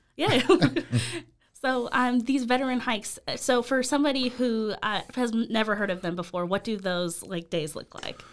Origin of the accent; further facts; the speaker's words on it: Las Vegas, Nevada, United States; moved away; that's where I'm from. I'm from Vegas